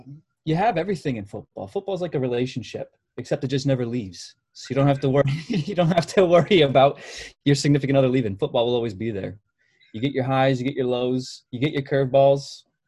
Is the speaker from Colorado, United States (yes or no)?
no; Michigan, United States; from Michigan.